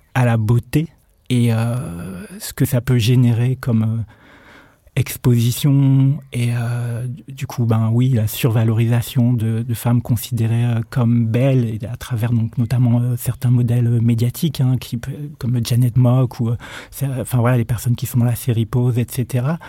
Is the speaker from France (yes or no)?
yes; Nord-Pas-de-Calais, Hauts-de-France, France; J'ai grandi dans le Nord-Pas-de-Calais